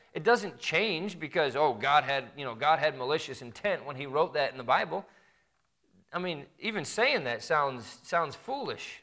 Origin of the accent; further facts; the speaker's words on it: Midwest, United States; I grew up in the Midwest